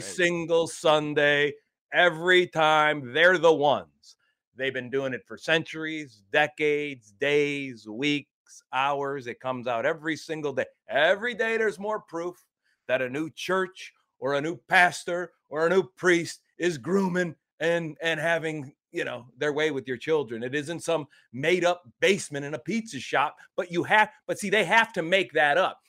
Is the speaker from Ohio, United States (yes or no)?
yes; Ohio, United States; my home state has crumbled